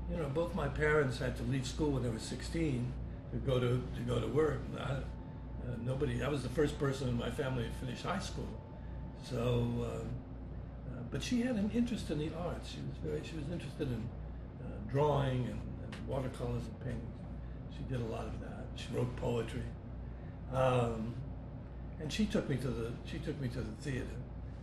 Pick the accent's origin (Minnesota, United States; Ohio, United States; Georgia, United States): Ohio, United States; Cleveland; I grew up in Cleveland, Ohio